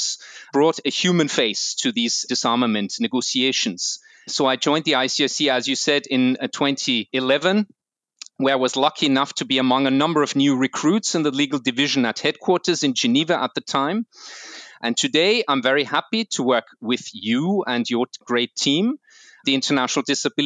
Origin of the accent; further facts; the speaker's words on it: Vienna, Austria; I'm Austrian. I was born and raised in Vienna